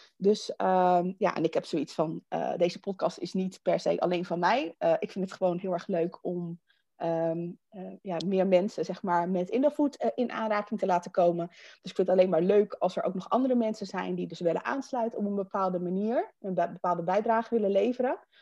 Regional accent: Netherlands; we zijn Nederlanders

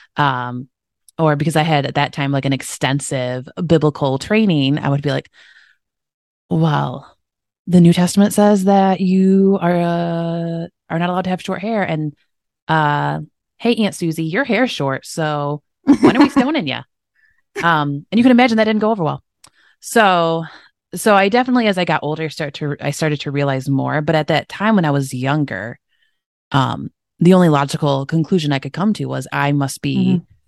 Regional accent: Michigan, United States; grew up in Michigan, uh, in the United States

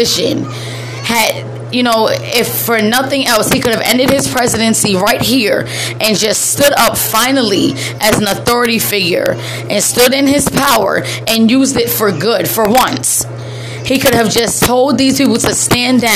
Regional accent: United States; as an American

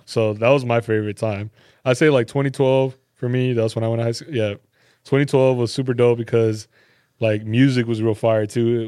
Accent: California, United States; moved away; growing up in Cali

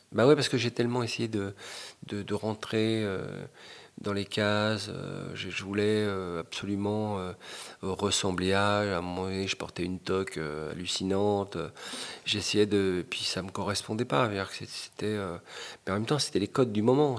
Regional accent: Paris, Île-de-France, France; also born or lived in Fontenay-sous-Bois; du 20e arrondissement, de, la cité du 140, et puis après de la cité des Bollabé ou des Boulereaux, ou du Val de Fontenay

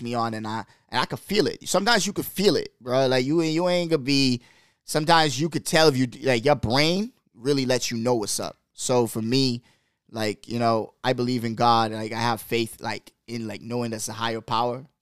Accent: Bahamas; also born or lived in New York; now in Seattle, United States; growing up in the Bahamas

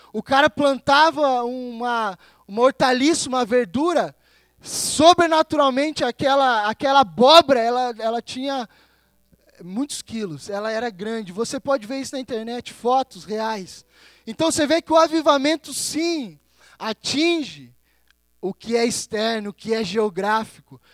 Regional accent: Brazil; now in Campina Grande do Sul, Brazil; como brasileiro

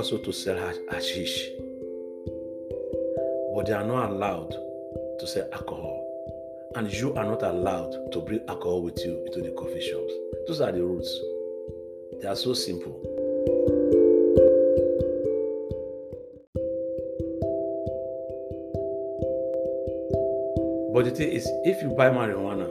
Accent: Nigeria; now in Netherlands; in my home country, Nigeria

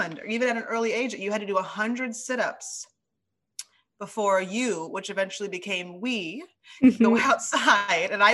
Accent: Ames, Iowa, United States; We grew up together in Ames, Iowa.

